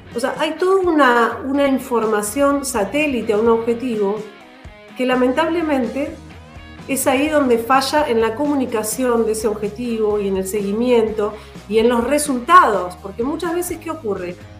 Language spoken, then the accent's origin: Spanish; Andacollo, Neuquén, Argentina; yo soy de Andacollo, nací en Andacoyo y tengo un amor por, por la provincia y el interior